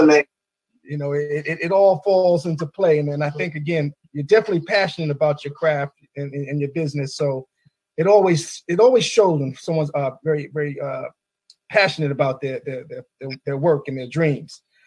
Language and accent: English; New York City, New York, United States; now in Maryland, United States; I'm also a native New Yorker from the Bronx uh, Marble Hill Project